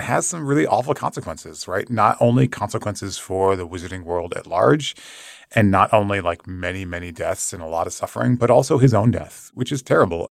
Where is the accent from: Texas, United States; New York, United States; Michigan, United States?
Michigan, United States; my home state of Michigan